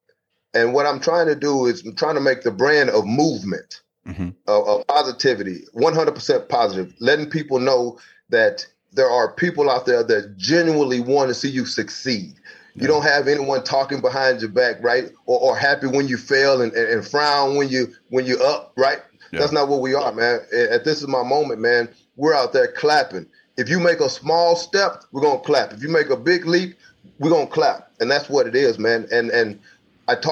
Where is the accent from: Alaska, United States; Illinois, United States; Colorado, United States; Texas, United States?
Texas, United States; Houston; now in Wichita Falls, United States; I'm originally from Houston, Texas